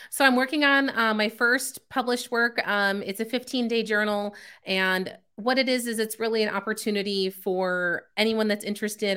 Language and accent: English; Chicago, Illinois, United States; moved away as an adult; also born or lived in California; now in Texas, United States; I was born out in California, spent the first nine years of my life there, and then the next nine years of my childhood, um, was in the Chicago suburbs